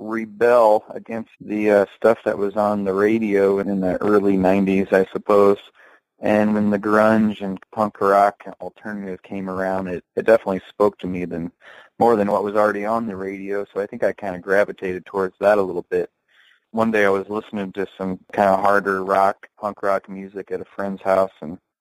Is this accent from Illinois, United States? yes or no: yes; Delavan, Illinois, United States; now in Chicago, United States; I grew up in Delavan, Illinois, population 2,000 back then, population 1,700 now. We've dropped a few hundred people in the last 20 years. It's a small town in central Illinois, kind of right in between Chicago and St. Louis.